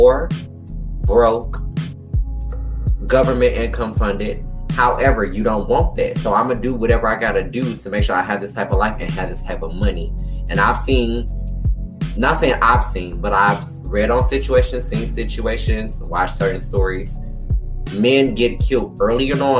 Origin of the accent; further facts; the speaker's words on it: Detroit, Michigan, United States; I'm from Detroit, Michigan, where it's primarily 105% black. I didn't grow up with no white bitches. I grew up with a whole bunch of people of color